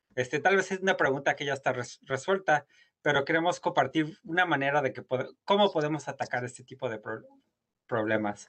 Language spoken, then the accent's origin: Spanish; Guanajuato, Mexico; moved away as an adult; also born or lived in Europe / Harvard University, United States; crecí, soy originario de Guanajuato